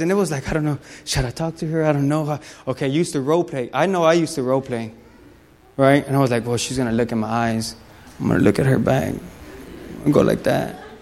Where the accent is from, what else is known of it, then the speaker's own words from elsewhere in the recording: Los Angeles, California, United States; moved away; I'm, I'm from California. Whoop, whoop, Lakers. So I'm, I'm from Los Angeles